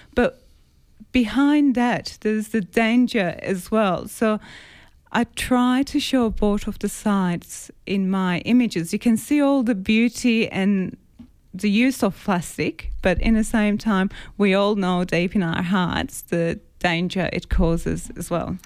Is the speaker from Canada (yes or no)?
no; Cyprus; moved away; I grew up grew up in an island, so I'm originally from Cyprus, and I grew up near a water.